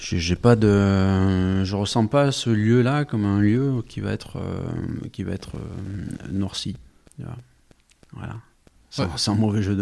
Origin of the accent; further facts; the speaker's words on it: Occitania, France; accent: Aveyronnais; now in Paris, France; l'accent qu'on entend, c'est l'accent avéronné. Oh, j'ai tout perdu. Quand je vais là-bas, on me dit que j'ai l'accent de Paris maintenant.